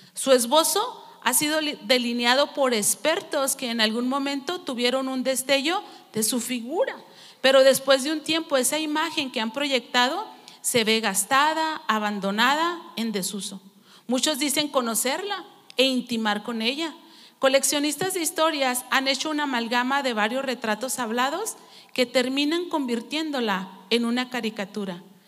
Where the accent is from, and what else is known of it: Mexico; also born or lived in Nonoava (family origin)